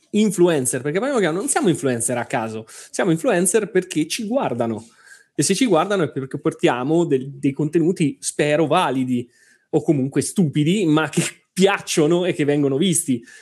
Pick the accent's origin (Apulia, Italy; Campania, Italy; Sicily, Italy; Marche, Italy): Marche, Italy; È, ma- è marchigiana, tra eh, l'altro, eh, mie- eh, delle mie parti.